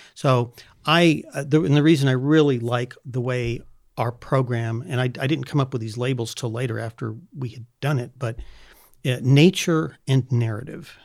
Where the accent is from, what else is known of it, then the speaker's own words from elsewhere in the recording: California, United States; I grew up in California.